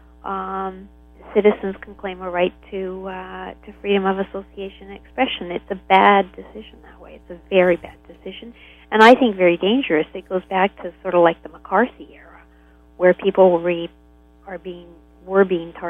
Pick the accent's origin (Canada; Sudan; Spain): Canada; as a Canadian